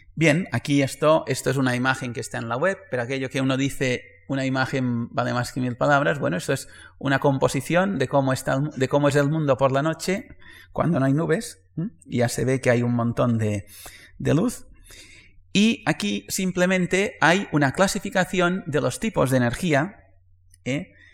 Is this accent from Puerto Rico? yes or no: no; Majorca, Balearic Islands, Spain; moved away as an adult; also born or lived in Barcelona; yo soy mallorquín